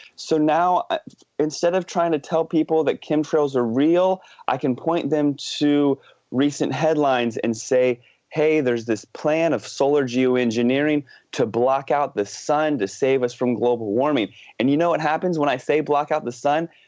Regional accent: United States; now in Vancouver, Canada; I grew up in the Washington, D.C. suburbs in the East Coast of the States.

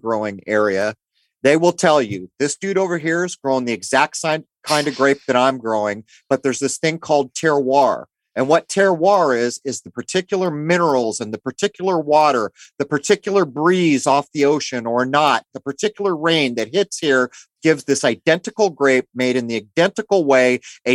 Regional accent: San Diego, California, United States; you and I grew up in the East County of San Diego

